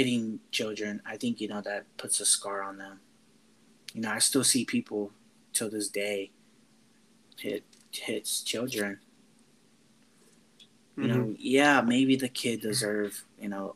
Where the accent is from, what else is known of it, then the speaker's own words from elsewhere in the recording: Florida, United States; I was never born in Mexico. I was born in Florida